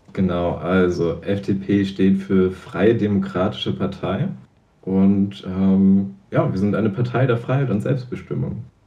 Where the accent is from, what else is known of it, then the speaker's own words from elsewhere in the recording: Zingst, Mecklenburg-Vorpommern, Germany; Zingst, da wo ich herkomme